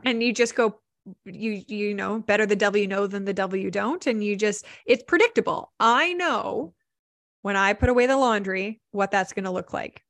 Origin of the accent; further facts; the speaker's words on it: Vancouver, British Columbia, Canada; I'm actually from Vancouver.